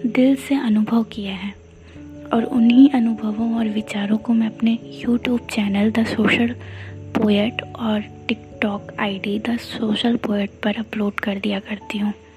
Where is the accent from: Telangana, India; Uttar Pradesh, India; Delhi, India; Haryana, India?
Uttar Pradesh, India; Ayodhya; मैं हूँ अयोध्या से